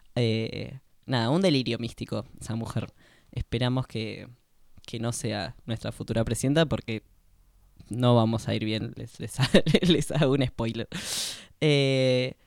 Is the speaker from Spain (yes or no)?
no; Argentina; el resto somos eh, argentinos nativos